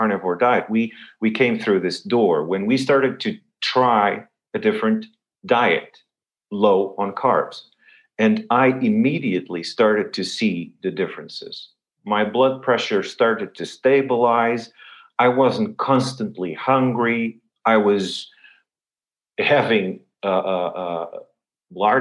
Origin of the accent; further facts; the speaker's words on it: Lisbon, Portugal; I'm born and raised in Lisbon